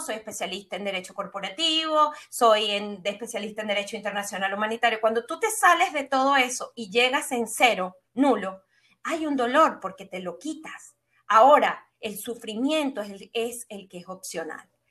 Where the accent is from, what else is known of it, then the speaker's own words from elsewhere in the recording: Venezuela; soy venezolana y no con el fin de etiquetarme bajo un, calificativo, sino para que las personas puedan entender un poco lo que fue mi epigenética, la forma como yo me desarrollé en un país de Sudamérica, caribeño